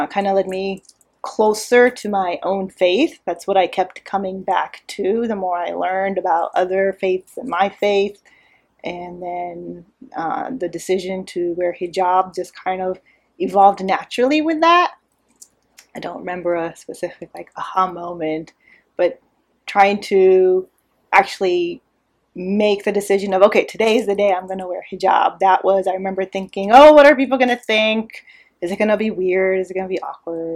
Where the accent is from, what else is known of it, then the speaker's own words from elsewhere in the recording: Irvine, California, United States; moved away as an adult; now in Houston, United States; I grew up in Irvine. It's a small city in Orange County, California, in Southern California.